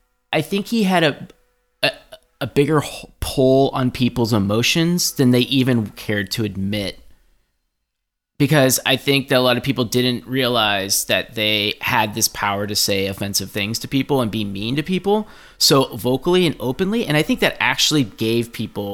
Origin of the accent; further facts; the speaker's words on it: Oakland, California, United States; I grew up here, and I grew up in Oakland, California